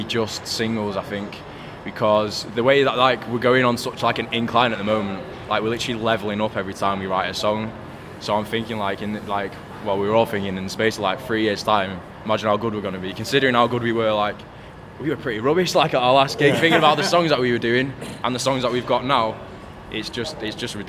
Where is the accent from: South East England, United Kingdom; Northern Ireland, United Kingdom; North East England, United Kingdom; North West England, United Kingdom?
North West England, United Kingdom; Manchester; growing up in Manchester